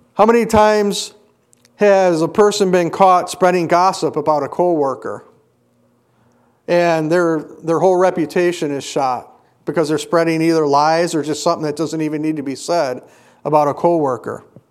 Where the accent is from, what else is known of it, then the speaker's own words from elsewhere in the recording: Kenosha, Wisconsin, United States; When I was growing up in Kenosha, we were on the far western part of Kenosha